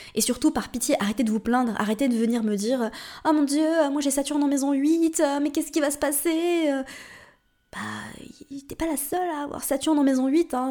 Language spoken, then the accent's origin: French; Switzerland; moved away as an adult; also born or lived in Paris, France / Morocco; je suis suisse, si tu ne le savais pas. Et euh, en Suisse, on dit 90.